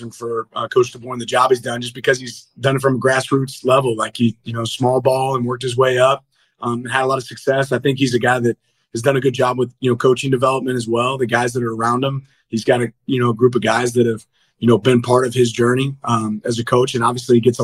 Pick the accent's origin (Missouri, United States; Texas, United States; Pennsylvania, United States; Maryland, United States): Missouri, United States; Kansas City; now in Eugene, United States; I'm from Kansas City